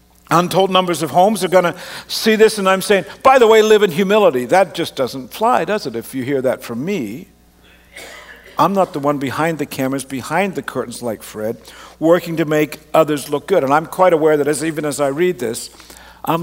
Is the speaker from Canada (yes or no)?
yes; Canada; also born or lived in Australia; I grew up in Canada